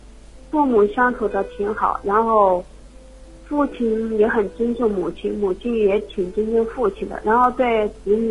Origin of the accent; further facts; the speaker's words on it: Hubei, China; moved away as an adult; now in Xuchang, China; 我的老家是湖北的。